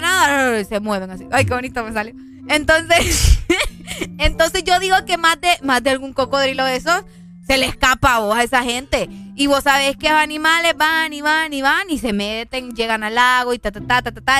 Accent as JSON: {"language": "Spanish", "town": "Omoa", "region": "Cortés", "country": "Honduras", "tie": "born or raised there", "said": "Allá por mi pueblo también, por Omoa"}